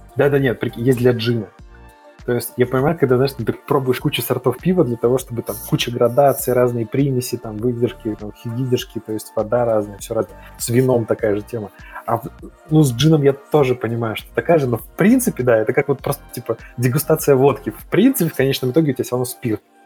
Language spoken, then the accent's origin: Russian; Kazakhstan; moved away; also born or lived in Belarus; я в детстве жил в Казахстане.